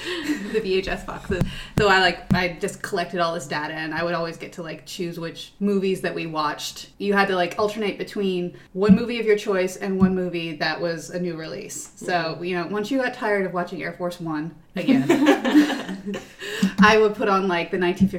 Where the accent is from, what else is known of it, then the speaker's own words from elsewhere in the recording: East Coast, United States; moved away as an adult; also born or lived in New York; now in Los Angeles, United States; I chose to move to New York because I'm from the East Coast